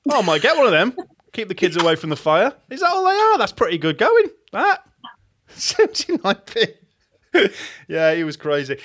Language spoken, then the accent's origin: English; Hull, Yorkshire and the Humber, United Kingdom; my hometown station of Viking